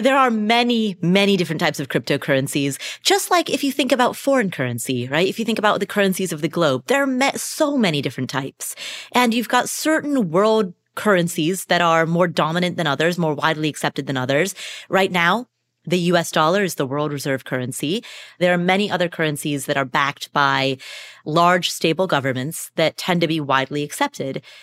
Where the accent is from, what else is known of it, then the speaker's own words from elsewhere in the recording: Kathmandu, Bagmati, Nepal; I was born in Kathmandu, Nepal.